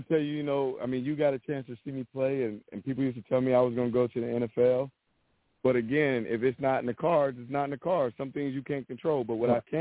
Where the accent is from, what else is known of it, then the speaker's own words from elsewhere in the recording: Youngstown, Ohio, United States; I'm a guy from Youngstown, Ohio